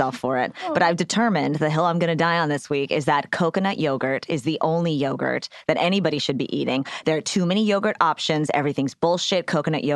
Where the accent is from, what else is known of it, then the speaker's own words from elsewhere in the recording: Texas, United States; I'm from Texas